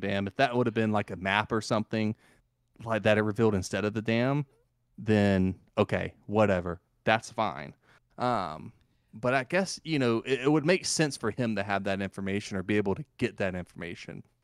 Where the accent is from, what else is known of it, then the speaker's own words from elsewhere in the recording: the South, United States; accent: Southern; how Southern come out of me